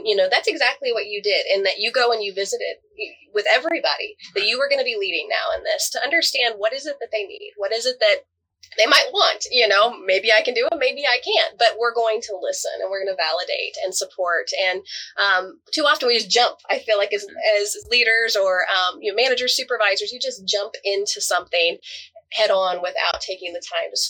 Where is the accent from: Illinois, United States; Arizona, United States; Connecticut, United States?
Arizona, United States; also born or lived in Columbia, Missouri; now in Missouri, United States; I grew up in Arizona. And so I had told everybody, I was born in Columbia